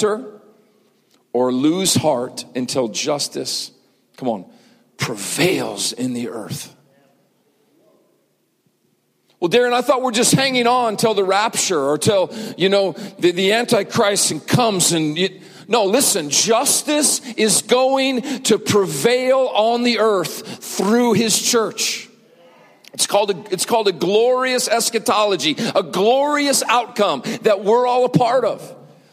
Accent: Montana, United States; when I was growing up in Montana

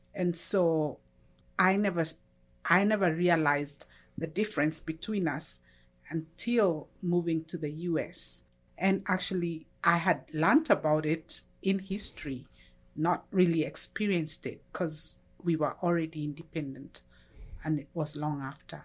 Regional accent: Kenya; moved away as an adult; now in United States; I'm originally from Kenya, uh, which is in E-, East Africa. I grew up there

